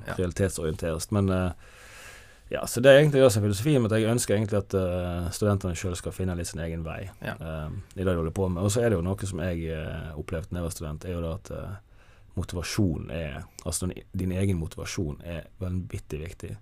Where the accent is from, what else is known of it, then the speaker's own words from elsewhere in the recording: Jondal, Vestland, Norway; jeg, er jo født og oppvokst i Jondal i Hardanger